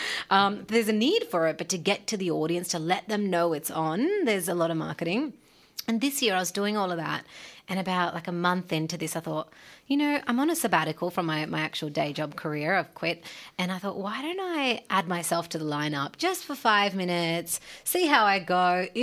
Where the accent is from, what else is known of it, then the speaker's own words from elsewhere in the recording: Punjab, Pakistan; I mean, 3 of us are Punjabi, but I'm just from Pakistan. Yeah, so there's a range there.